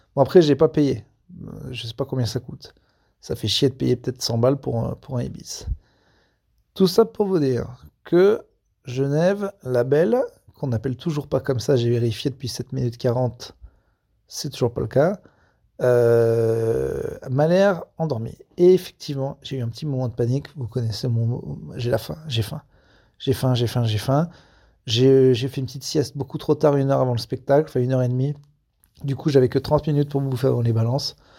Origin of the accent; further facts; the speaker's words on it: France; quand on est français et un gros con, et je vérifie, oui, je suis les deux